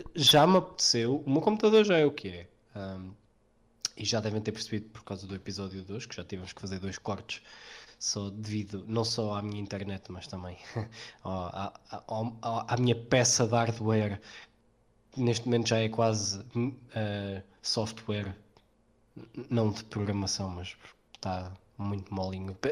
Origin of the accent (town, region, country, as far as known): Portugal